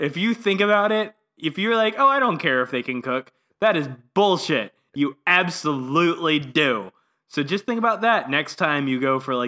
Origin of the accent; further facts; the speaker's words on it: the South, United States; I grew up in the South, sir.